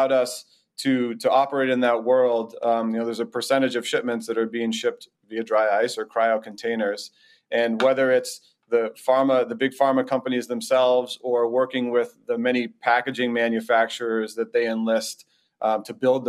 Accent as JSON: {"language": "English", "town": "Boston", "region": "Massachusetts", "country": "United States", "tie": "born or raised there", "said": "I'm born and raised in the Boston area"}